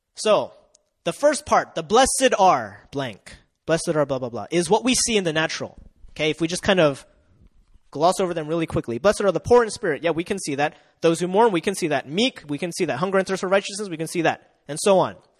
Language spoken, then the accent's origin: English; Delaware, United States; moved away as an adult; now in South Korea; Uh, I come from Delaware. It's very close to Philly